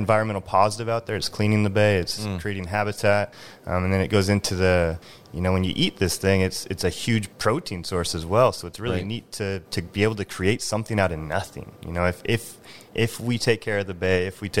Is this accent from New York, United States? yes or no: no; Drayton Harbor, Washington, United States; moved away; also born or lived in California; I'm 6 years old walking around eelgrass beds out in Drayton Harbor